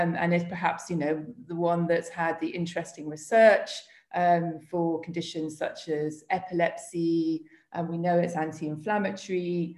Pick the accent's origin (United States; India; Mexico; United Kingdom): United Kingdom; also born or lived in Spain; So I am British, and I suppose that, you know, I very much sort of across what's happening in the UK